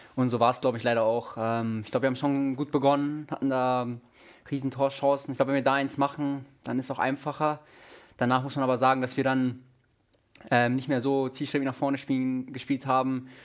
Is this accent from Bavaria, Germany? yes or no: yes; Munich, Bavaria, Germany; moved away; Auch in München ist meine Heimatstadt.